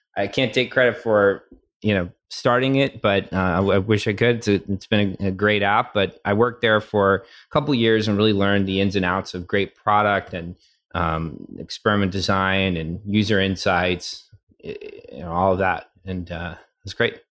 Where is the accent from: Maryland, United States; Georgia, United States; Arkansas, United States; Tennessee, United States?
Tennessee, United States; moved away as an adult; I grew up in Tennessee.